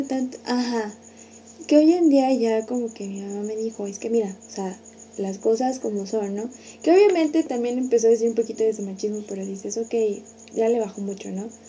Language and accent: Spanish; San Luis Potosí, Mexico; somos de San Luis